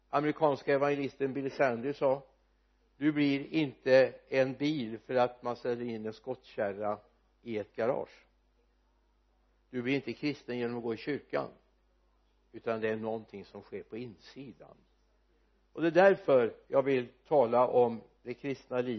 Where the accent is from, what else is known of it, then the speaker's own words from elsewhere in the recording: Sweden; vi är uppvuxna i den här kulturkretsen